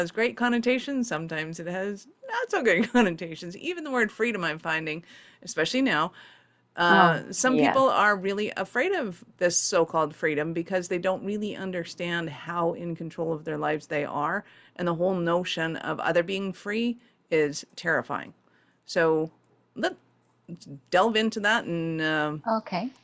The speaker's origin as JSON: {"language": "English", "country": "Canada", "said": "being Canadian"}